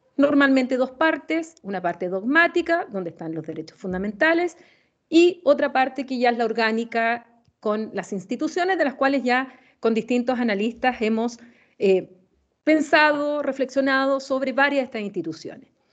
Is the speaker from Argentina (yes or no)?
no; Chile; como chilena